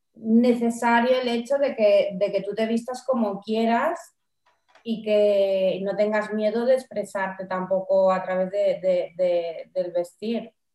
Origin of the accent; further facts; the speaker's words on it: Palma, Balearic Islands, Spain; moved away as an adult; also born or lived in Barcelona; ahora desde hace tres años he vuelto a mi ciudad natal a vivir